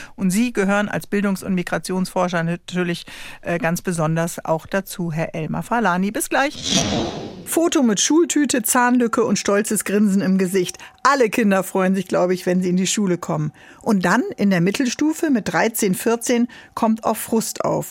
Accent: Northern Germany, Germany; ich komme jetzt oben aus Norddeutschland vom Wasser

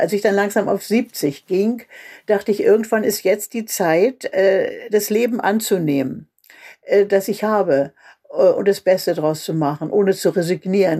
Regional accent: Germany; also born or lived in Berlin; now in Mecklenburg, Germany; als Deutsche in der Welt

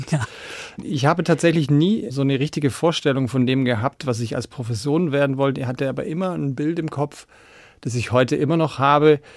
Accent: Baden-Württemberg, Germany; Aber ja, also ich bin tatsächlich auf der Schwäbischen Alb

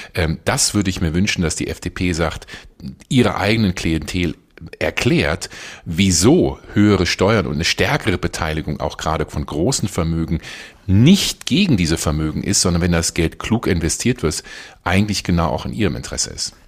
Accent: Germany; hier als Deutsche

